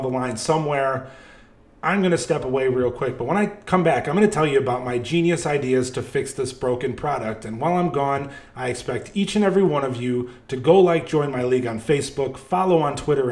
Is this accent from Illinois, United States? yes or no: yes; Chicago, Illinois, United States; now in Atlanta, United States; I grew up in the Chicagoland area